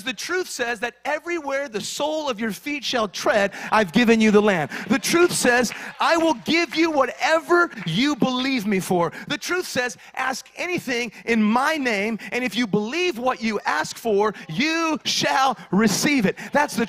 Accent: Kingman, Arizona, United States; now in Southern California, United States; When we came here to Southern California, we came from Kingman, Arizona. Some of you don't even know where that is. Don't visit it, all right?

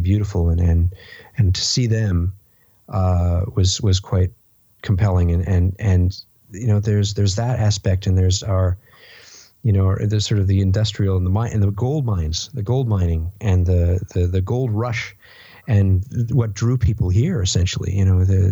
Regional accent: Canada; as a Canadian

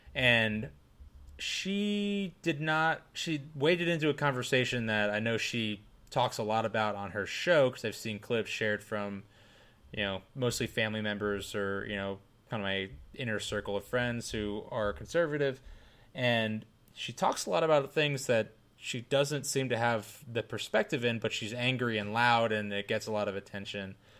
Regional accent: United States; I'm definitely American, white

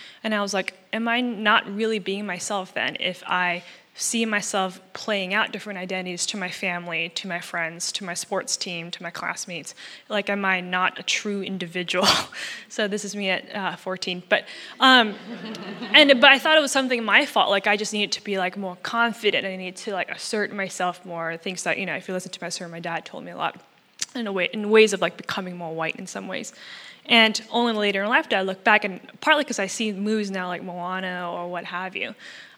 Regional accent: Malaysia; So I'm Chinese Malaysian. That is a heritage I'm proud

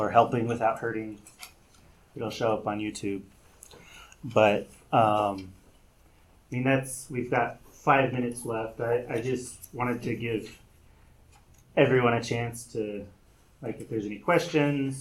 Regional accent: United States; I am so American. I mean, I grew up here. Still, most of my life I've lived in America

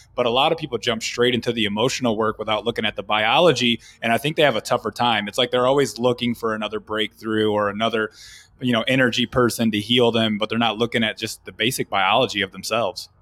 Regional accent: Flint, Michigan, United States; I grew up in Flint, Michigan

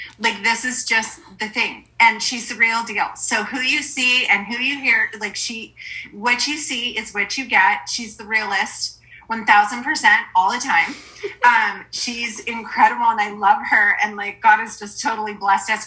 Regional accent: Forks, Washington, United States; I am from originally from Forks, Washington, so tiny town

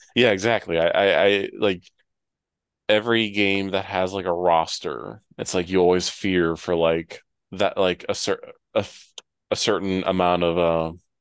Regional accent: Ohio, United States; now in North Carolina, United States; when I grew up in Ohio, we had tornado sirens.

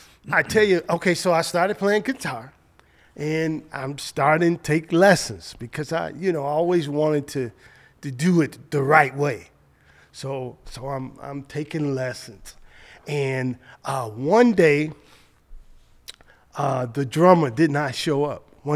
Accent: Chicago, Illinois, United States; So on Lake Park, 4604 South Lake Park in Chicago.

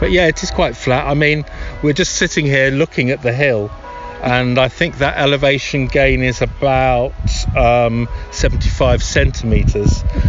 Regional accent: London, United Kingdom; I'm a Londoner. I was born there, so I can say that. Stinky old London.

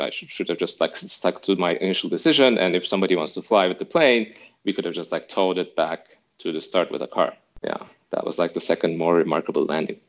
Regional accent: Istanbul, Turkey; moved away as an adult; now in Berlin, Germany; I'm from Istanbul originally. So in Istanbul, Turkey, there's not much of an aviation culture

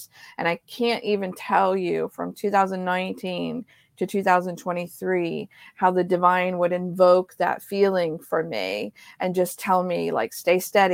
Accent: Ohio, United States; I grew up in Ohio

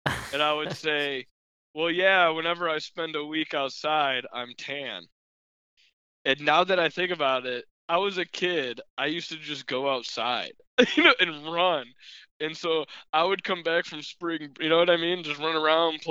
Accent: United States; I'm American

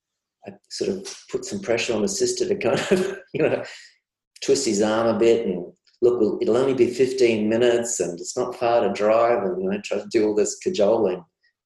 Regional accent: Australia; I see that as kind of almost widespread and as almost Aussie. You can see this each summer, you know, we're there for people with floods and fires.

